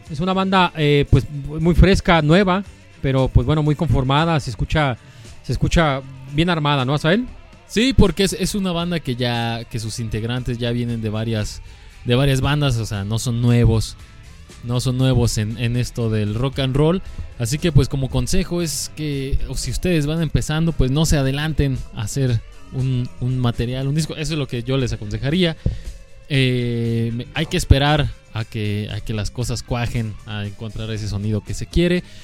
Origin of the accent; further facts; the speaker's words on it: Guadalajara, Jalisco, Mexico; Nosotros somos de Guadalajara